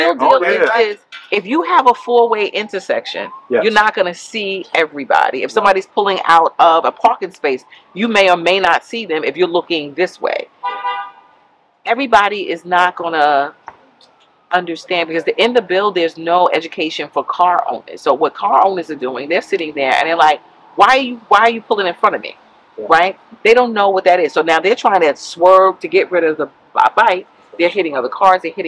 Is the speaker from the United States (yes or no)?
yes; New York City, New York, United States; We are from Bedford-Stuyvesant